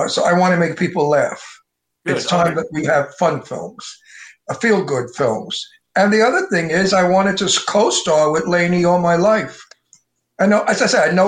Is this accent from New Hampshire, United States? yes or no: no; New York City, New York, United States; accent: Brooklyn Italian wise guy; moved away as an adult; also born or lived in Queens / Long Island; now in California, United States; I'm originally really born in Brooklyn, lived in Queens, and in later years lived on Long Island